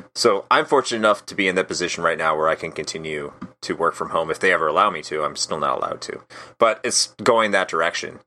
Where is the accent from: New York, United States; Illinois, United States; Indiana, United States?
Illinois, United States; Wheaton; moved away as an adult; now in Florida, United States; I grew up outside of Chicago, uh, originally. I grew up in a city called Wheaton